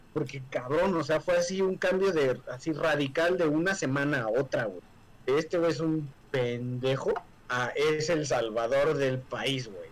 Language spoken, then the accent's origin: Spanish; Mexico